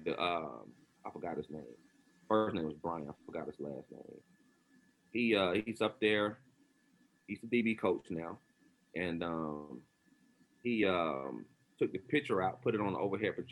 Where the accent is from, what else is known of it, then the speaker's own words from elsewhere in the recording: Atlanta, Georgia, United States; I'm from Atlanta.